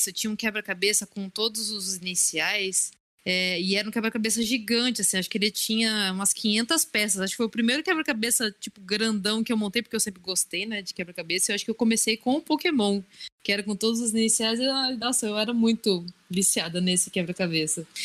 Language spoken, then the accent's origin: Portuguese; Assis, São Paulo, Brazil; now in Bauru, Brazil; Aqui na minha cidade, que, aliás, né, eu moro em Bauru agora também, mas minha cidade sempre foi Assis